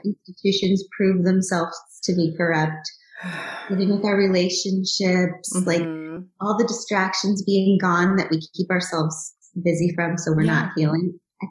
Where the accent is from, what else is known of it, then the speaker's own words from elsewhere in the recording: United States; But then I'm also American